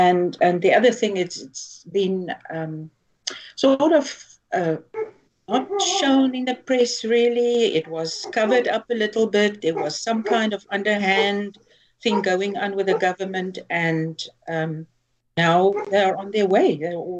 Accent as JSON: {"language": "English", "country": "South Africa", "first_language": "Afrikaans", "second_language": "English", "said": "So I'm reading it in Afrikaans, which is my mother tongue."}